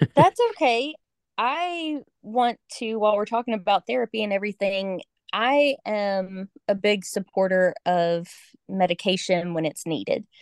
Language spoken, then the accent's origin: English; Georgia, United States; moved away as an adult; I grew up in Georgia, and my family is still in Georgia